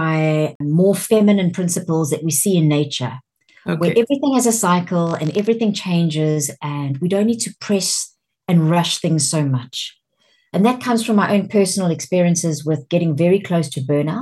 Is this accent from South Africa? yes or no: yes; South Africa; accent: South African; moved away as an adult; also born or lived in Champagne, France; now in United Kingdom; I sound South African because I was born in South Africa and I lived in South Africa until I was 40, and now I live in the UK.